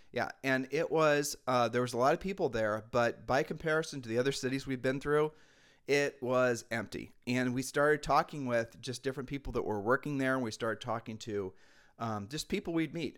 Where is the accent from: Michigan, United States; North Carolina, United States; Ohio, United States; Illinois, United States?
Ohio, United States; moved away as an adult; now in Puerto Rico; we're from Ohio